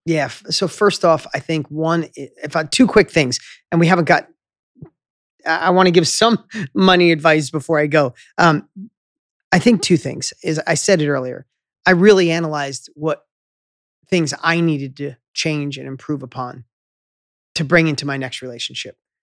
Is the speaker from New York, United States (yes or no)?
yes; upstate New York, United States; moved away; in my hometown where I grew up in upstate New York, little town of 6,000